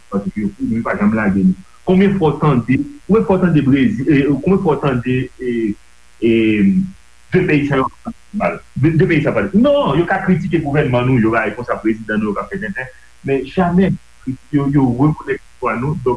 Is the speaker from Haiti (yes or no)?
yes; Haiti; Un, parce que je suis noir, deux, parce que je suis haïtien.